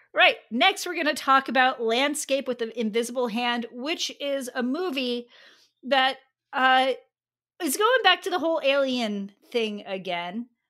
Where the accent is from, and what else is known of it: United States